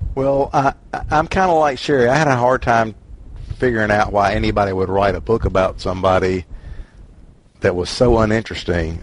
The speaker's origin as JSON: {"language": "English", "region": "Mississippi", "country": "United States", "said": "I'm from Mississippi"}